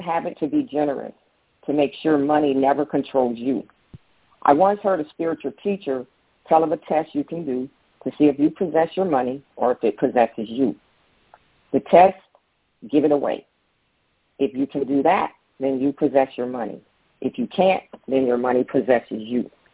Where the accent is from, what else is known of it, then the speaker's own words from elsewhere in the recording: Daytona Beach, Florida, United States; now in Tampa, United States; I grew up in Daytona Beach